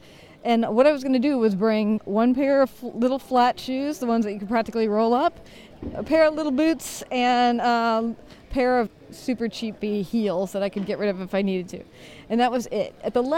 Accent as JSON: {"language": "English", "country": "United States", "said": "because, you know, I'm an American."}